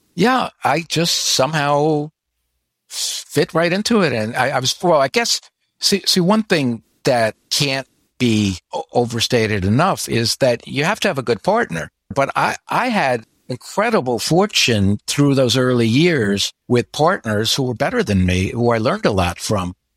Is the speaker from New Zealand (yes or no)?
no; United States; moved away as an adult; now in Florida, United States; I grew up in the New York area